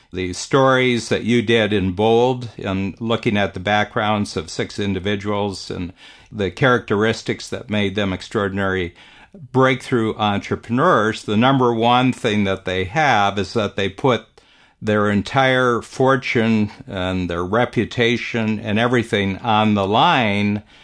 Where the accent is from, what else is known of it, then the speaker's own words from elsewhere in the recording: Northern Ohio, United States; now in Canada; I grew up in Northern Ohio, farm country